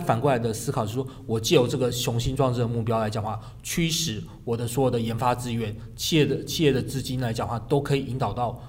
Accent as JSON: {"language": "Chinese", "region": "Kaohsiung", "country": "Taiwan", "said": "因为我自己是高雄人"}